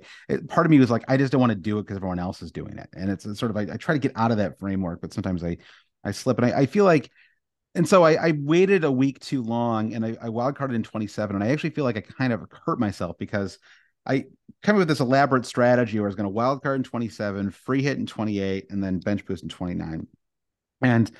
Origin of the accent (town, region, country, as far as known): United States